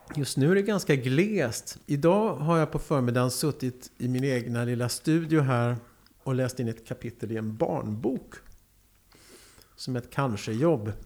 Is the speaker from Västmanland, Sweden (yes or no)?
no; Karlskoga, Örebro County, Sweden; moved away; also born or lived in Lycksele; jag är värmlänning